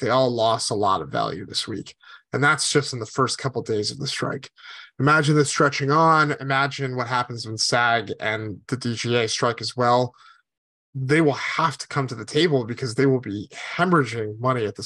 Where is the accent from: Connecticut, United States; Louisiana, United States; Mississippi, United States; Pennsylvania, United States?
Connecticut, United States; moved away; I grew up in Connecticut, which is almost as far away from Los Angeles as you can get.